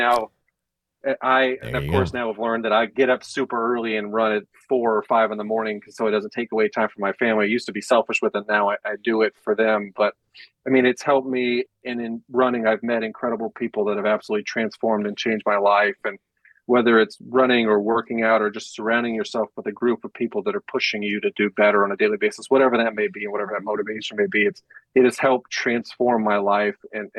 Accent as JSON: {"language": "English", "town": "Panama City", "region": "Florida", "country": "United States", "tie": "born or raised there", "also_born_or_lived": "Mississippi / Nebraska / Alaska / Louisiana", "lives_now": "Charlotte, United States", "said": "So I was born in Mississippi. We moved to Nebraska, Alaska, Louisiana, New Mexico, and then Florida. And I did high school in Panama City, Florida, college in Tallahassee."}